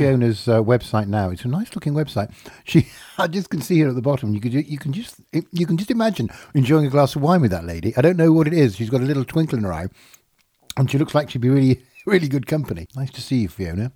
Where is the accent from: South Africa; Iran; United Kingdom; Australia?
United Kingdom; Yorkshire and the Humber; I am from Yorkshire